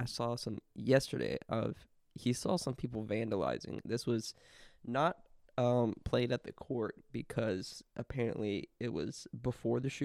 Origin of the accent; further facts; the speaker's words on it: the South, United States; especially from where we come from, we're from the South.